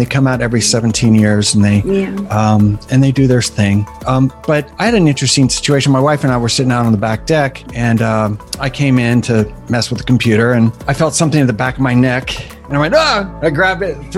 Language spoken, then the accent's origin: English; New York City, New York, United States; I was born in Manhattan